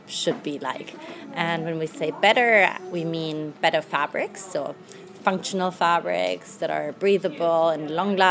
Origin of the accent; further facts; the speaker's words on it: Germany; moved away as an adult; also born or lived in London, United Kingdom; now in New York, United States; I grew up in Germany. I'm now 31 years old